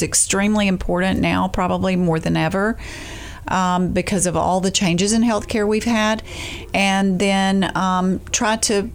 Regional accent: Jacksonville, Alabama, United States; also born or lived in Montgomery, Alabama; now in Dothan, United States; I moved here from Jacksonville, Alabama. I had been there for a short while. That was actually my hometown

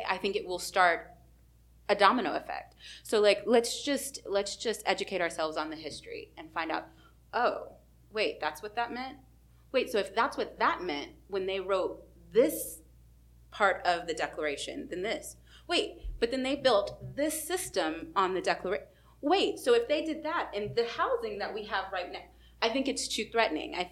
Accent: Texas, United States; I would say Texas

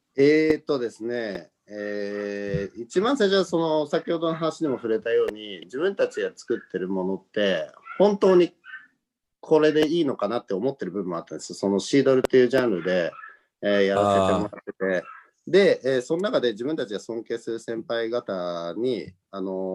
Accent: Nagano, Japan; moved away as an adult; also born or lived in Tokyo; 東京から離れて地元の長野に戻ってくる

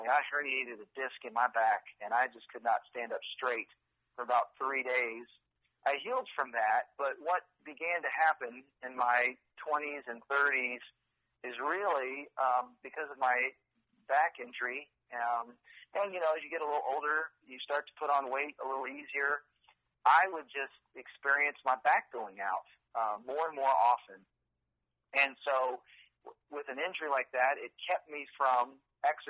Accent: Texas, United States; also born or lived in California; now in Austin, United States; kindergarten through college, I was in Texas

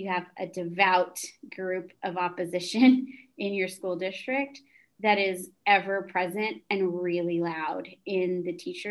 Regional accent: San Antonio, Texas, United States; also born or lived in Lubbock; I was born and raised in San Antonio

